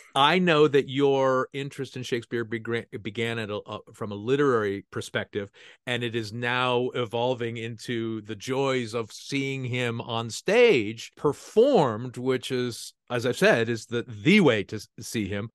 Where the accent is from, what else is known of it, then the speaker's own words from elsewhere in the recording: San Francisco Bay Area, California, United States; I grew up in the San Francisco Bay Area